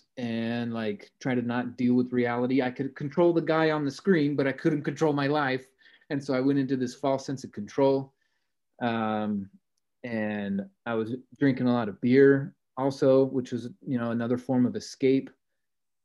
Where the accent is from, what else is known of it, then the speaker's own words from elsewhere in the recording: Salt Lake City, Utah, United States; I grew up in Salt Lake City